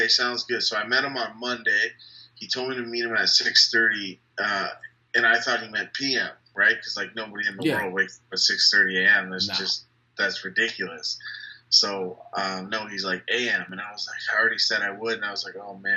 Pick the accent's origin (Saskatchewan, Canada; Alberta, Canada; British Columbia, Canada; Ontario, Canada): Ontario, Canada; Windsor; I'm born and raised in Windsor, my whole life